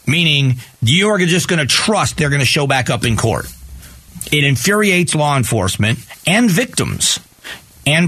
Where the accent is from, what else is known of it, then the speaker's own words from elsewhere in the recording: Lee County, Florida, United States; I grew up in Lee County.